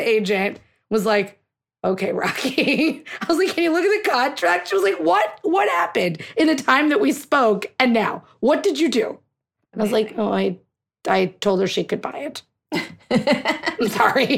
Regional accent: United States; we're American. We're Indian-Americans

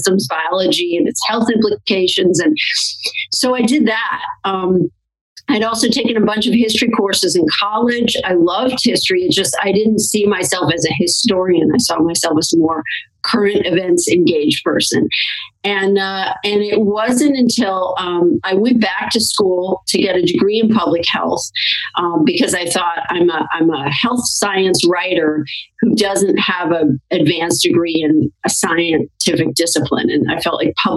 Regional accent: St. Louis, Missouri, United States; I grew up in St. Louis, Missouri

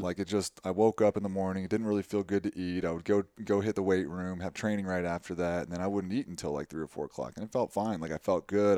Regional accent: Tucson, Arizona, United States; moved away as an adult; also born or lived in Waverly, Iowa; I grew up in Tucson, which is half, you know, half a million people

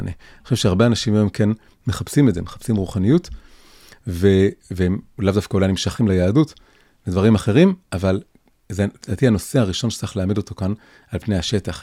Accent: Tel Aviv, Tel Aviv District, Israel; also born or lived in Jerusalem; נולדתי וגדלתי בתל אביב, בלב השמאל החילוני

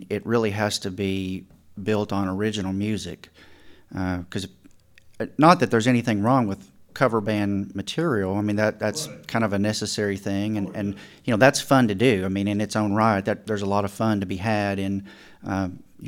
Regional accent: East Tennessee, United States; We're from East Tennessee

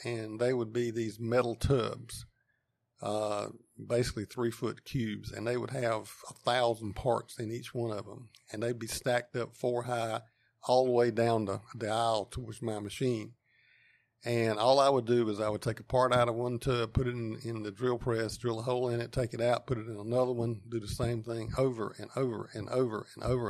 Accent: Wendell, North Carolina, United States; I grew up on a farm a couple miles outside of town, and, uh, it's in eastern Wake County

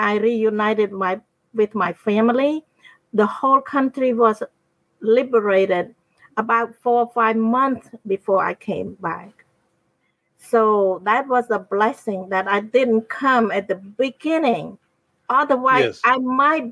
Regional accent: Cambodia; moved away; also born or lived in United States; My hometown is not too far distant from the Thai border

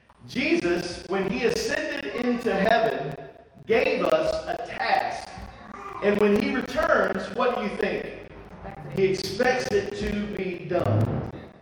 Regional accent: Eastern North Carolina, United States; Eastern North Carolina

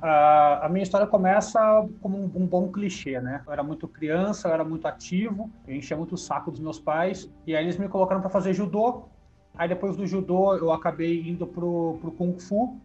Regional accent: interior of São Paulo, Brazil; eu sou do interior de São Paulo

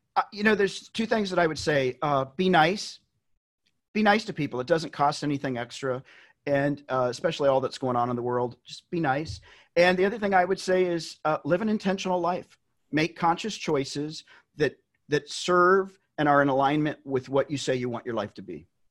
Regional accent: Tennessee, United States; I'm from Tennessee. I grew up in Tennessee

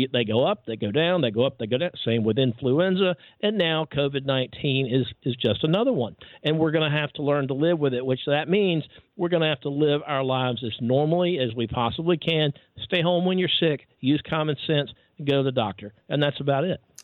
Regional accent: Georgia, United States; The University of Georgia, right here in my home state

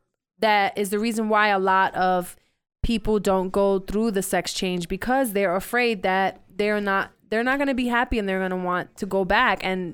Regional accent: New York City, New York, United States; I was born and raised in the Bronx my whole life.

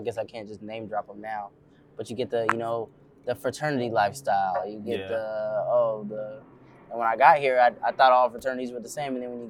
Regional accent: San Jose, California, United States; moved away as an adult; now in Sacramento, United States; I'm from San Jose, right? I went to Santa Clara High.

